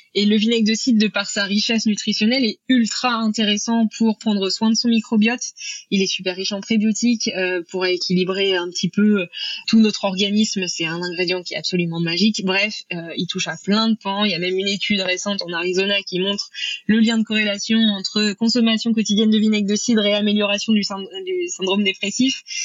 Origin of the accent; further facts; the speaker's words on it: Normandy, France; je suis originaire de Normandie, euh, là où où j'ai grandi